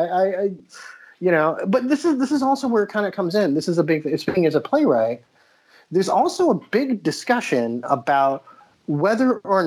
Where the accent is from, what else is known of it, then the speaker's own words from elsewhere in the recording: New Jersey, United States; accent: Jersey; And, well, I'm from all over because, like, I started in New Jersey. My Jersey accent is pretty good.